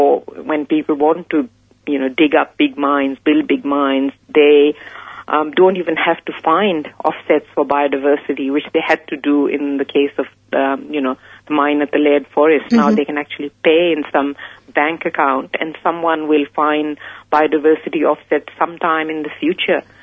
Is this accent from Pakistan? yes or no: yes; Pakistan; moved away; I come from Pakistan originally. That's where I grew up.